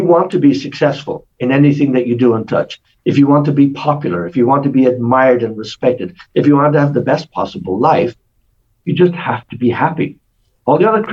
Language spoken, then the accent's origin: English; Ireland; I'm Irish